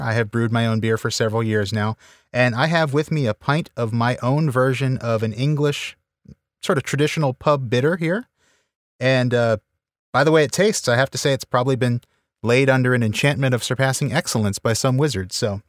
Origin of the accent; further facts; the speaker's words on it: Louisiana, United States; now in Texas, United States; I live in Texas now, but I am from Louisiana originally.